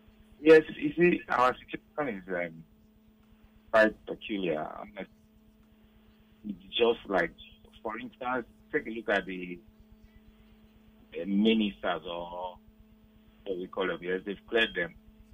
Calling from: Ireland; I'm calling from Ireland.

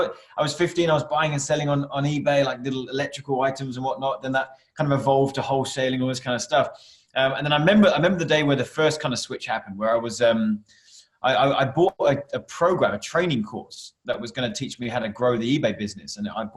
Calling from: Canterbury, South East England, United Kingdom; So I come to the office, which is just outside of Canterbury in the UK.

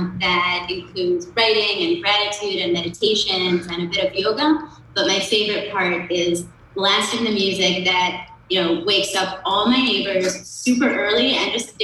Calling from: Tel Aviv, Tel Aviv District, Israel; I'm calling from our office in Tel Aviv.

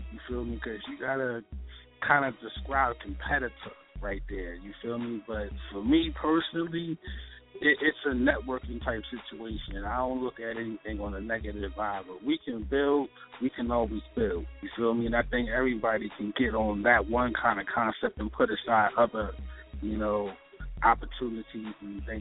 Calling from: Baltimore, Maryland, United States; I'm calling from Baltimore, Maryland, East Side Representative.

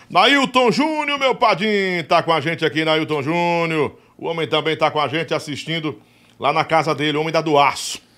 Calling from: São Paulo, Brazil; É, adoro o Real, sou de São Paulo.

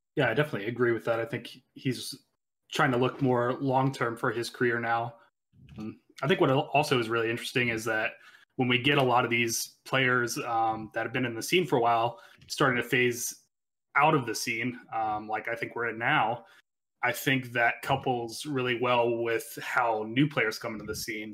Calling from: Virginia, United States; calling from, uh, my apartment in Virginia

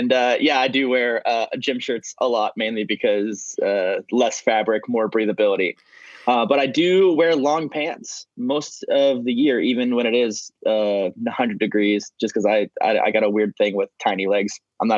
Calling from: Atlanta, Georgia, United States; I am currently in Atlanta, Georgia. Hot and humid down here.

